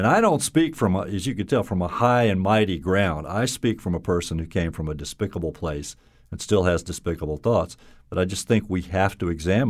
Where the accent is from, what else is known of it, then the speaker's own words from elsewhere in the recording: the South, United States; now in Connecticut, United States; But, you know, I'll always identify as a Southerner.